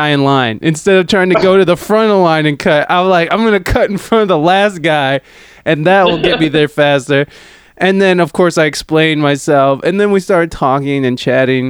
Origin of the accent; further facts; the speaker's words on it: United States; I'm too American.